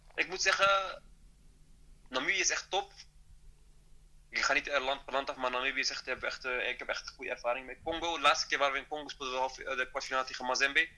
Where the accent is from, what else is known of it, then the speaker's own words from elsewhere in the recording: Netherlands; moved away as an adult; also born or lived in northern Morocco (family region); now in Rabat, Morocco; ik ben wel Nederlander, maar ik ben ook Marokkaan